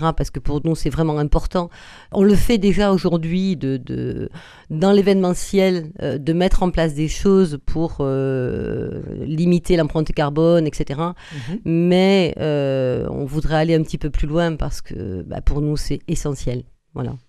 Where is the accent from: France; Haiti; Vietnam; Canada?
France; Agen, Nouvelle-Aquitaine; On est nés à Agen tous les deux